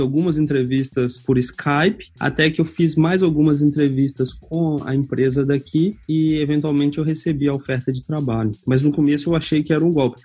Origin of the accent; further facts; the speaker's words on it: Minas Gerais, Brazil; moved away as an adult; also born or lived in Rio de Janeiro; now in Ireland; eu sou mineiro